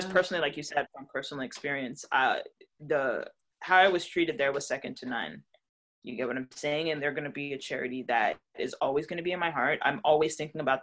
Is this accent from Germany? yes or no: no; Toronto, Ontario, Canada; Toronto, because I grew up in Toronto. I was born in Toronto